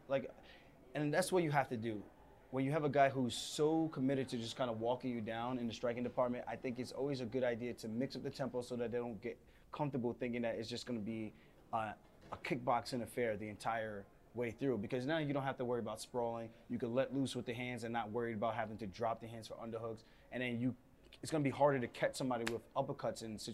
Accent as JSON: {"language": "English", "country": "United States", "tie": "born or raised there", "said": "I wasn't actually born in Jamaica. My parents were and my grandparents. So for everyone who keeps trying to say, but you're American. Yes, I'm American raised."}